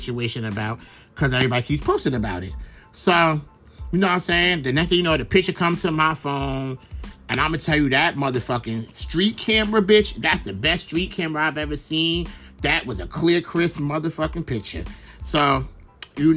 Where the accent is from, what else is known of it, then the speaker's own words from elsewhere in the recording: New York City, New York, United States; I'm from Brooklyn